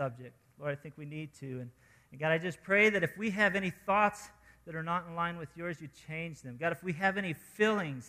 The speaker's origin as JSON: {"language": "English", "region": "New Mexico", "country": "United States", "tie": "born or raised there", "moved": "as an adult", "lives_now": "Colorado, United States", "said": "we're from New Mexico. Grew up in New Mexico. I was born there, lived there 23 years before moving to Colorado."}